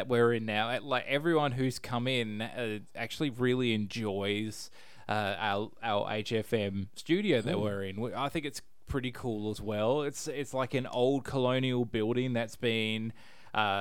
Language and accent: English; Perth, Western Australia, Australia